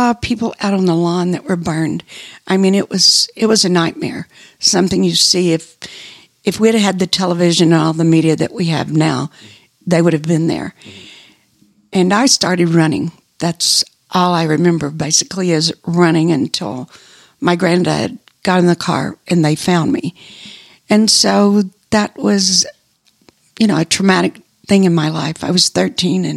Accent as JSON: {"language": "English", "town": "Dumas", "region": "Texas", "country": "United States", "tie": "born or raised there", "said": "I went to school. I grew up in Dumas."}